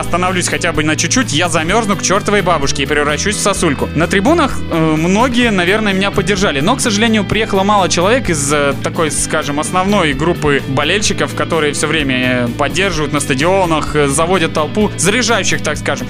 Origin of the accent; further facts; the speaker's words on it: Novosibirsk, Novosibirsk Oblast, Russia; мы были из Новосибирска